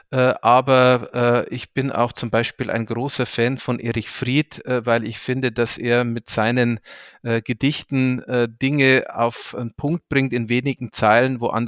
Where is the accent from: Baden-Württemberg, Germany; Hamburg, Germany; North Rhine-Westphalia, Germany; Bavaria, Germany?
Bavaria, Germany; Deggendorf; auch in meiner Heimatstadt äh, Deckendorf mich der örtlichen Amnesty International Gruppe angeschlossen.